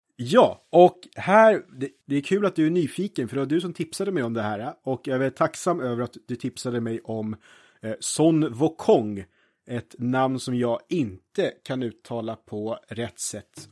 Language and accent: Swedish; Norrtälje, Stockholm County, Sweden; jag är ju från Norrtälje